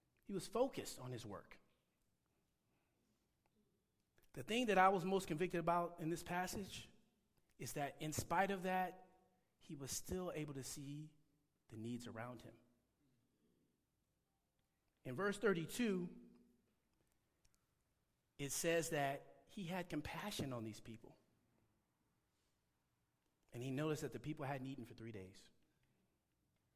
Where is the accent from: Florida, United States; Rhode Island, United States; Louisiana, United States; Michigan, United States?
Michigan, United States; Detroit; now in California, United States; I grew up in Detroit, Michigan. And when I say Detroit, I mean the actual city, not the suburbs.